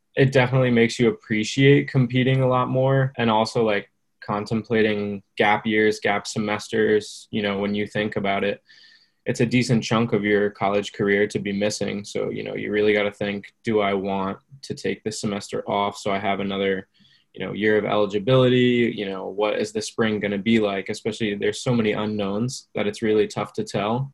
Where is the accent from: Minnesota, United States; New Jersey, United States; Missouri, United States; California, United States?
New Jersey, United States; I'm from New Jersey.